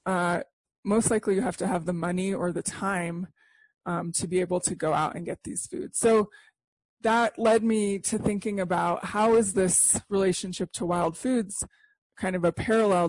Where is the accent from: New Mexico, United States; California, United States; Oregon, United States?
New Mexico, United States; Santa Fe; I grew up in Santa Fe, New Mexico